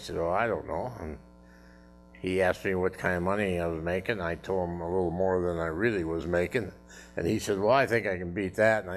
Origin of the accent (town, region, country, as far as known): North Dakota, United States; born or raised there; now in Davenport, United States